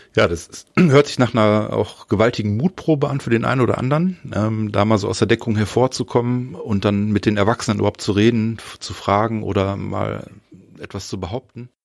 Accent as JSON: {"language": "German", "region": "North Rhine-Westphalia", "country": "Germany", "said": "bei uns in Nordrhein-Westfalen"}